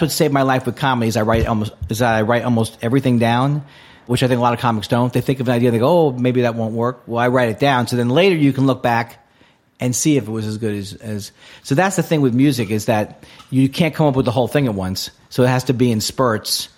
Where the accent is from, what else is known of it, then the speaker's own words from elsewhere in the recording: New York City, New York, United States; moved away as an adult; also born or lived in Los Angeles; I grew up in New York